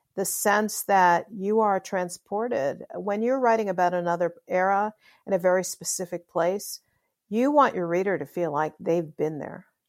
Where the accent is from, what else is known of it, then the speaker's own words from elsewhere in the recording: Chicago, Illinois, United States; I grew up in Chicago, and so, um, I, and I love Chicago